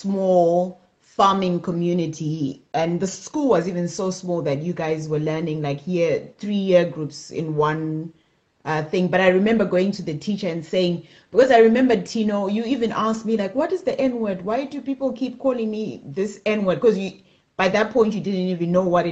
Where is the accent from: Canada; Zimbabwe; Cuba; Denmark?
Zimbabwe; moved away as an adult; I grew up in Zimbabwe